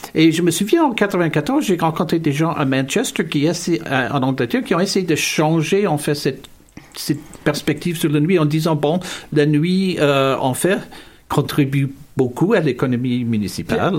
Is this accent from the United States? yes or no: no; Hamilton, Ontario, Canada; now in Montreal, Canada; je suis originaire de la ville de Hamilton, euh, ville industrielle en, intérieur, Ontario